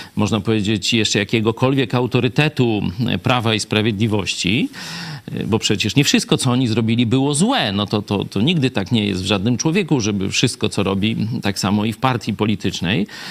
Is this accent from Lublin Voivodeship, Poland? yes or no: yes; Lublin, Lublin Voivodeship, Poland; jesteśmy z Lublina, nawet dość z tej samej, można powiedzieć, dzielnicy